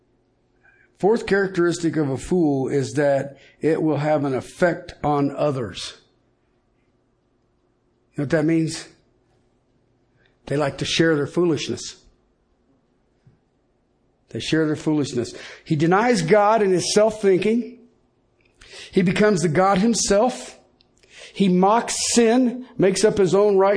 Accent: Colorado, United States; I'm from Colorado

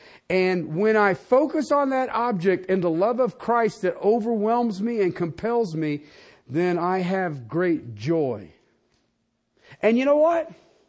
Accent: Ohio, United States; moved away; I moved out here from Ohio, oh gosh, a long time ago. And people say, well, do you miss your family?

